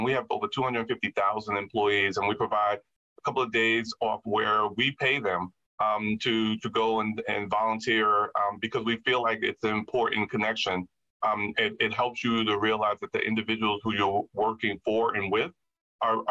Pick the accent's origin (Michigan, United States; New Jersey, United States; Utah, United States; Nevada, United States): New Jersey, United States; Jersey City; born or raised there